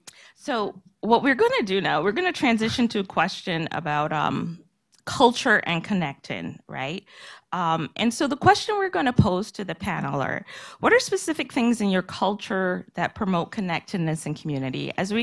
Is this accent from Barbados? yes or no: yes; Barbados; moved away as an adult; now in United States; And so I grew up in Barbados. My family is all still there.